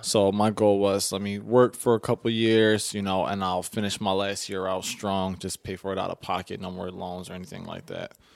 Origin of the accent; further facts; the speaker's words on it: Philadelphia, Pennsylvania, United States; growing up in West Philly